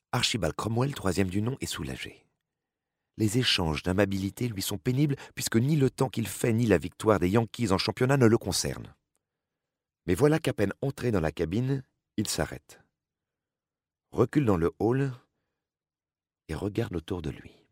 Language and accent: French; Nancy, Grand Est, France; moved away as an adult; Je suis née à Nancy et j'ai vécu en Lorraine durant les 30 premières années de ma vie. Devenue bretonne par amour en 2002